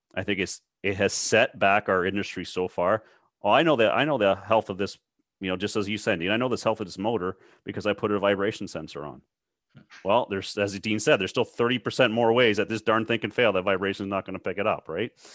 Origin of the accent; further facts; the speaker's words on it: Toronto, Ontario, Canada; I'm from the Toronto area.